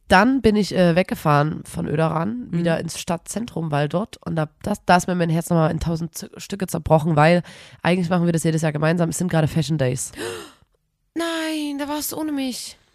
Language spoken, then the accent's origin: German; Erzgebirge, Saxony, Germany; wir sagen im Erzgebirge, sagen wir Uhieschen